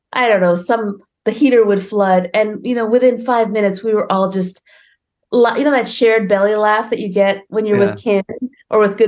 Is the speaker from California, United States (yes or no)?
yes; California, United States; also born or lived in India; here I am, an immigrant from India, right? And I grew up in California.